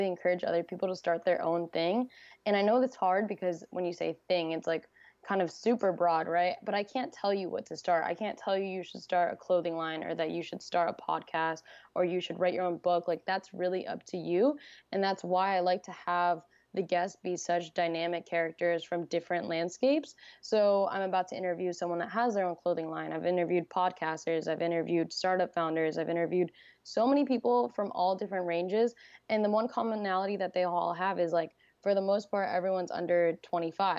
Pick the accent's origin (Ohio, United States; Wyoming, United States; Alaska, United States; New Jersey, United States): New Jersey, United States; moved away as an adult; I'm from New Jersey